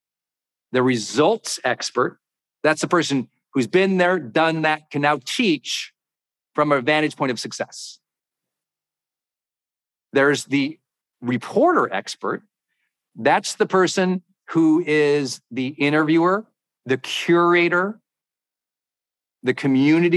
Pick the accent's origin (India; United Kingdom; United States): United States; Montana; I'm from Montana.